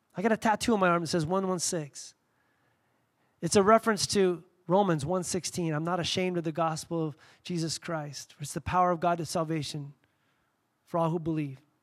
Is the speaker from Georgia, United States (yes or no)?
no; Southern California, United States; moved away; I grew up in Southern California